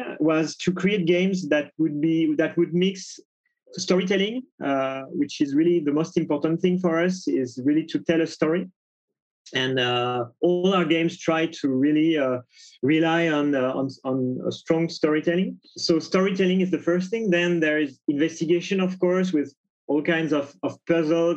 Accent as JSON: {"language": "English", "town": "Paris", "region": "Île-de-France", "country": "France", "said": "I'm from Paris, France"}